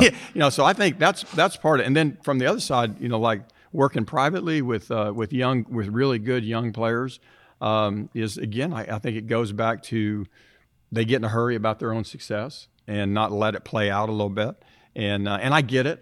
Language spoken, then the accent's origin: English; Tulsa, Oklahoma, United States; being an Oklahoma kid, growing up in Tulsa